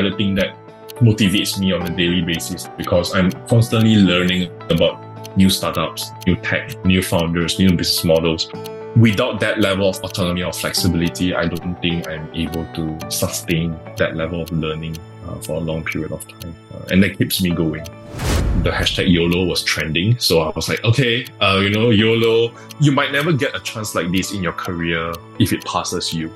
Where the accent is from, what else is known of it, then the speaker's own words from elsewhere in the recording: Johor Bahru, Johor, Malaysia; So I grew up in Johor Bahru. Did my primary school studies, my secondary school studies, as well as my college there.